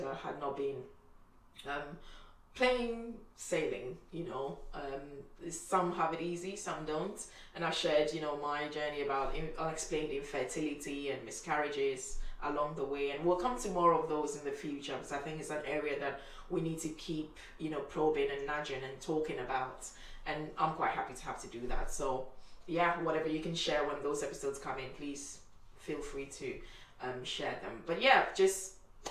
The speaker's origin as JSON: {"language": "English", "country": "Ghana", "moved": "yes", "said": "I'm from Ghana"}